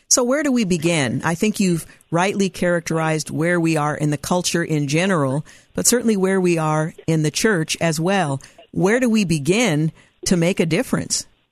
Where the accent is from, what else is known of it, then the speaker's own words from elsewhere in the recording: United States; we are all Americans